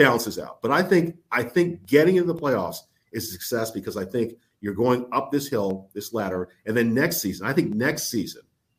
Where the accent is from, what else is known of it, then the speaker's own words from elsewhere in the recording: Connecticut, United States; moved away as an adult; now in Pittsburgh, United States; No, I grew up in Connecticut, but I've lived here. This is where I've been. This is 28 years of my life.